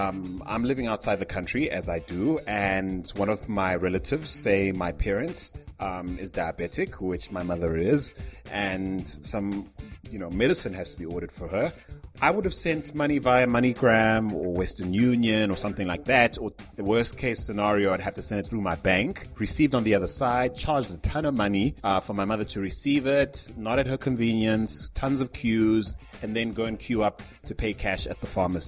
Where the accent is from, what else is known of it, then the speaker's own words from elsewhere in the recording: Zimbabwe; there's a lot to love about Zimbabwe, and I'm not just saying that because it's my home country.